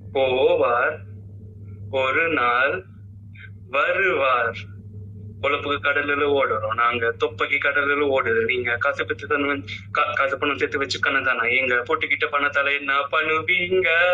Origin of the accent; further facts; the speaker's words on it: Chennai, Tamil Nadu, India; நான் சென்னை தான் ஜி எல்லாமே வந்து அதாவது வந்து நிறைய டிராவல் பண்ணியிருக்கேன் பட் வந்து என்னைக்கும் இங்க விட்டு போனதுன்னு நினைச்சது இல்லை